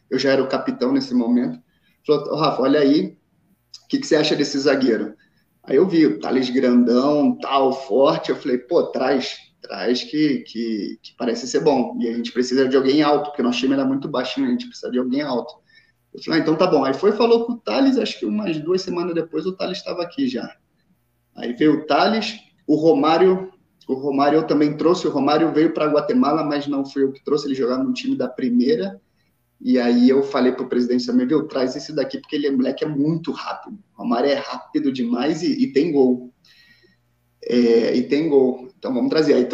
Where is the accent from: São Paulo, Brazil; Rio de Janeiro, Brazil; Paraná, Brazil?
Rio de Janeiro, Brazil; São João de Meriti; born there; also born or lived in Itaguaí; eu nasci em São João de Meriti, mas é, morei em, em Itaguaí.